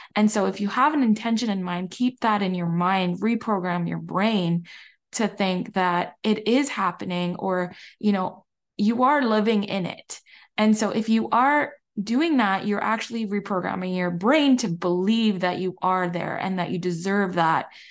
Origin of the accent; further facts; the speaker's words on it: Barbados; I'm from Barbados